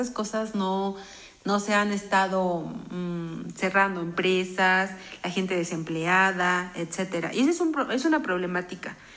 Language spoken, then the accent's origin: Spanish; Mexico; Pero nosotros esperemos como mexicanos que salgamos adelante y seamos personas productivas